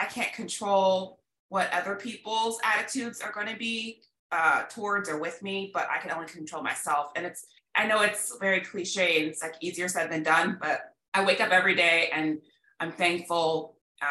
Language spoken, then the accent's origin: English; Midwest, United States; moved away as an adult; also born or lived in Illinois / Missouri / Los Angeles / California; now in Dallas, United States; I grew up in the Midwest